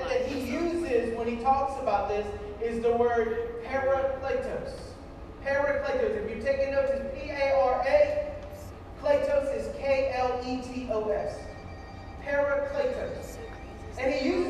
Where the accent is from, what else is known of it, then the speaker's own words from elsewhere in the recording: Scott, Louisiana, United States; And so I grew up in Scott, Louisiana, right outside Lafayette